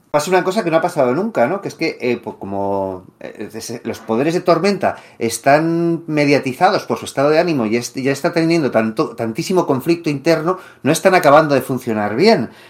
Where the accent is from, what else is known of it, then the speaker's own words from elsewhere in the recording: Madrid, Community of Madrid, Spain; born there; Bueno, nací en Madrid, pero sí, yo